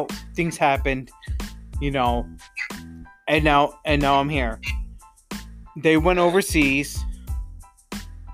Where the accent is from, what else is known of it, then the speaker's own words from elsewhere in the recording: Johnstown, New York, United States; I come from, and I'll quote unquote this, Johnstown, or I'd say upstate New York.